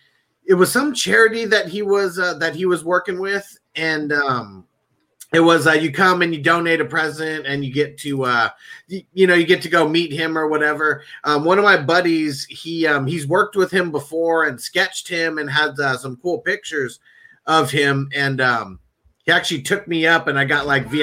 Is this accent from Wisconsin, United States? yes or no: no; San Diego, California, United States; I'm from San Diego.